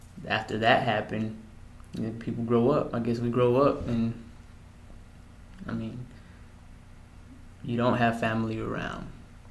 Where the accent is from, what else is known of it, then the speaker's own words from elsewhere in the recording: Mexico; also born or lived in El Paso, United States; I was born in El Paso, Texas, February 1st, 1993. From what I've always been told, that the hospital's call was Thompson, the Thompson Hospital. But they would always refer to it in Spanish, El Thomason. Yeah, so I remember my childhood when I was living in Mexico.